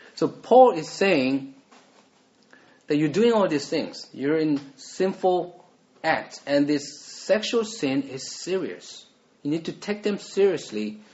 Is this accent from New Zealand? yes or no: no; South Korea; moved away; so I grew up in Korea